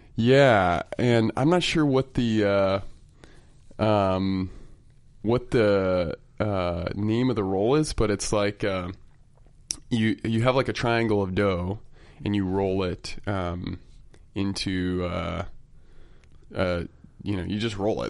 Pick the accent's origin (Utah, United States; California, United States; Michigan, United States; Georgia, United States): Utah, United States; I'm from Utah